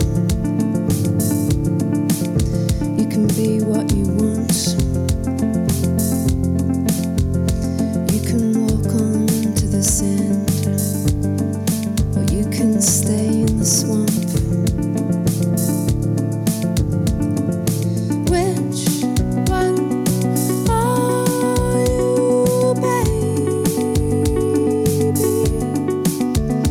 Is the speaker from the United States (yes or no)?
no; New South Wales, Australia; I'm from New South Wales, and whenever there's a northerly, I kind of get taken back to my subtropical origins.